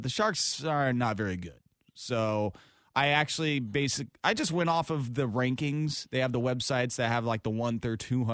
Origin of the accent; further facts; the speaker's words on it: Sherwood, Oregon, United States; my hometown Sherwood